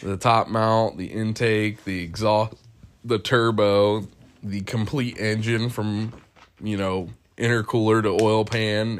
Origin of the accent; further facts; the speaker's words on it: Ohio, United States; I'm from Ohio. It it sucks.